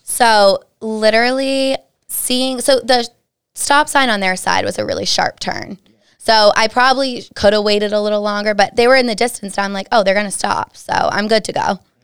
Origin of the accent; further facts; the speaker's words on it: Dudley, Massachusetts, United States; originally I'm from Dudley, Mass. Super small town, Central Mass-ish. Um, went to a super small high school